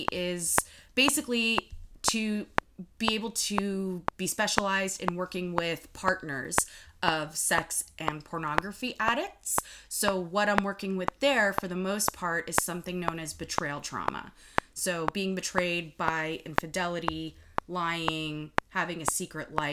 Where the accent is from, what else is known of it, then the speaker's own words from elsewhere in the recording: United States; also born or lived in Lithuania; I came to the U.S. when I was about 5 with my mom and dad